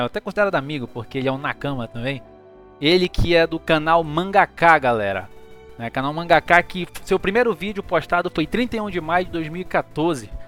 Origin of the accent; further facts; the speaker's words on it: Manaus, Amazonas, Brazil; eu sou de Manaus